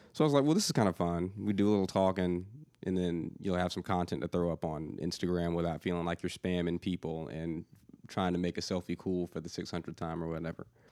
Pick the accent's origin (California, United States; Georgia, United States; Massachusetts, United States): Georgia, United States; outside of Atlanta; now in Nashville, United States; I grew up outside of Atlanta